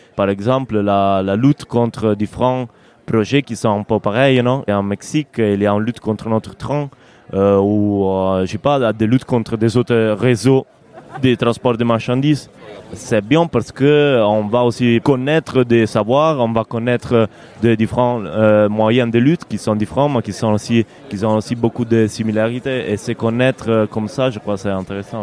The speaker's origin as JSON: {"language": "French", "town": "Rome", "region": "Lazio", "country": "Italy", "second_language": "French", "moved": "as an adult", "lives_now": "Turin, Italy", "said": "je suis de Rome, je suis italien"}